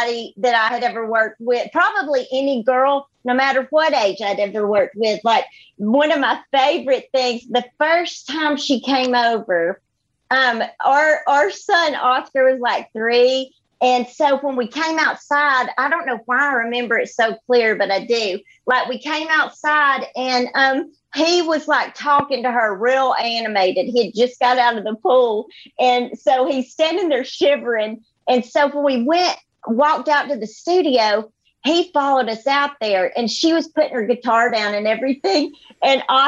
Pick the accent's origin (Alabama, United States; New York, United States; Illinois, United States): Alabama, United States; Gadsden; moved away as an adult; now in Nashville, United States; I grew up in Gadsden, Alabama, which is like a little map dot and in the middle of nowhere